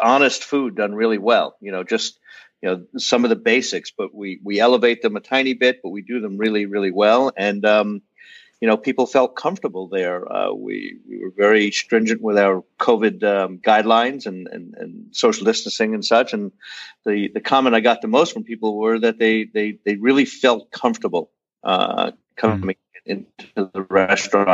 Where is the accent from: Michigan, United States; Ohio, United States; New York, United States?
New York, United States; Huntington; moved away as an adult; also born or lived in Brooklyn / Los Angeles; now in Asheville, United States; I was born in Brooklyn, and when my dad hit it big, we moved out to Huntington, Long Island, where I finished junior high school and high school